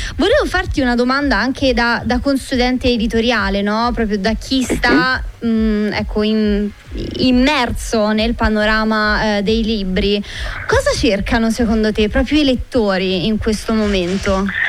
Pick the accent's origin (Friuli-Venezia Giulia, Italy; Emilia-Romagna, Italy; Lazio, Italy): Lazio, Italy; Marino; per i vicoli del mio paese di Marino